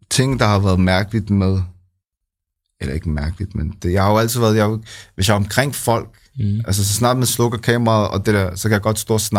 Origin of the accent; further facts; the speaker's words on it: Copenhagen, Capital Region of Denmark, Denmark; nej, jeg er her fra København.